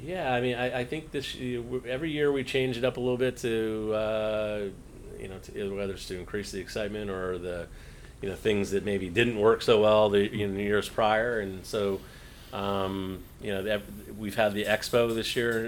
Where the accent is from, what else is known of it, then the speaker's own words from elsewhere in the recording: New England, United States; now in West Palm Beach, United States; growing up in New England